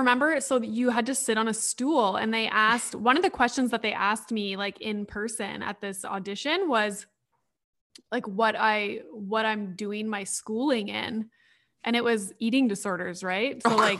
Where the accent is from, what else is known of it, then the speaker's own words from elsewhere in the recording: Sudbury, Ontario, Canada; So I had just moved back to Sudbury. I started university at Laurentian, which is in Sudbury.